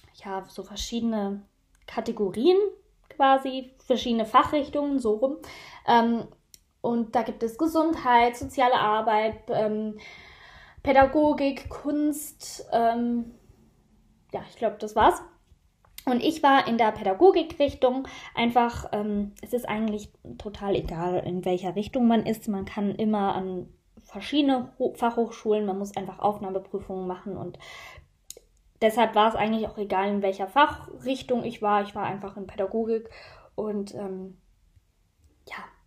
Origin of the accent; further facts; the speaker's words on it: Switzerland; mit 16 schließt man bei uns in der Schweiz die Schule ab